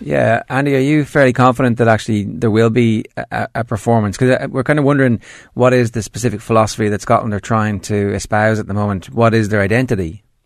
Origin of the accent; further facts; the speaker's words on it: Ireland; as an Irishman